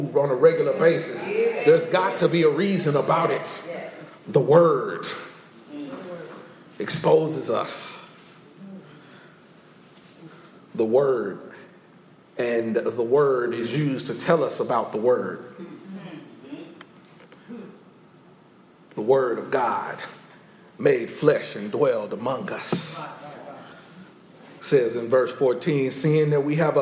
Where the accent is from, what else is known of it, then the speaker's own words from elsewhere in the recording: Indiana, United States; I'm just somebody from Indiana